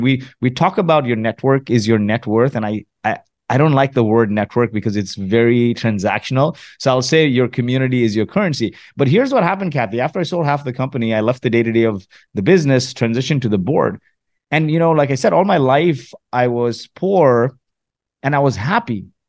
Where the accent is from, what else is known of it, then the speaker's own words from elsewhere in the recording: Kuwait; also born or lived in Mumbai, India; now in Canada; was born in Kuwait, refugee of the Gulf War, made my way to Canada a few years after the Gulf War with my family